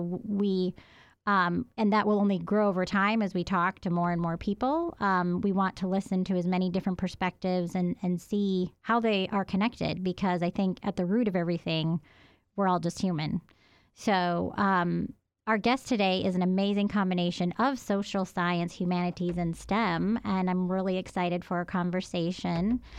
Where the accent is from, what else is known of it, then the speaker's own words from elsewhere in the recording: Providence, Rhode Island, United States; moved away as an adult; now in Athens, United States; I'm from Providence, Rhode Island